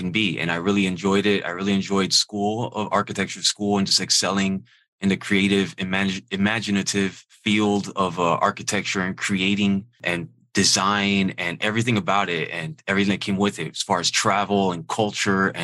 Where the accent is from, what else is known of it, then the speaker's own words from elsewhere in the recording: Miami, Florida, United States; I'm from Miami originally